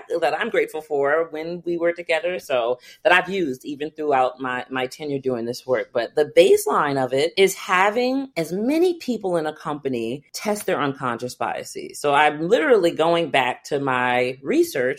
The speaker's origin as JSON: {"language": "English", "town": "White Plains", "region": "New York", "country": "United States", "tie": "born or raised there", "said": "I grew up in White Plains, New York"}